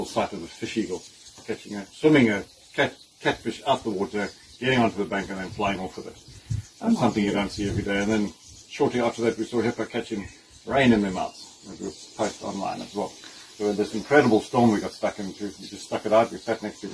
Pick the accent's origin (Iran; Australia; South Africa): South Africa; Pretoria, Gauteng; also born or lived in Kruger area / Botswana; now in St Lucia, South Africa; growing up in Pretoria, to spend a bit of time in the Kruger area. Small stint in Botswana and now St Lucia.